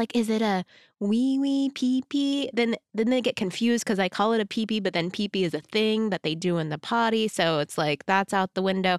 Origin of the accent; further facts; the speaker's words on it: Texas, United States; I was born and raised in Texas, super religious Christian